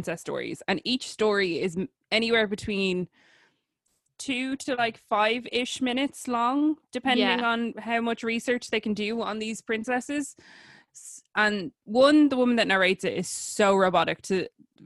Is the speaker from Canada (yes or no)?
no; Ireland; we're Irish